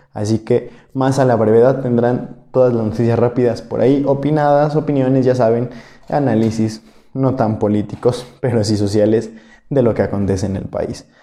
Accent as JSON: {"language": "Spanish", "country": "Mexico"}